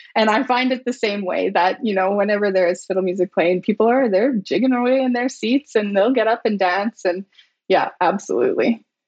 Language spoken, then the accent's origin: English; British Columbia, Canada; moved away; I was born and raised in British Columbia